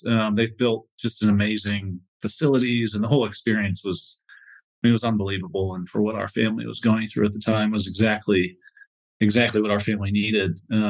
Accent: Northwest Pennsylvania, United States; So I grew up in Northwest Pennsylvania in a really small sort of farm town.

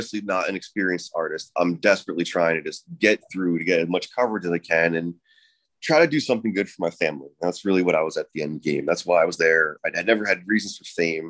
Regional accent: New Jersey, United States; now in New York, United States; I grew up in New Jersey. I'm very much a New Yorker

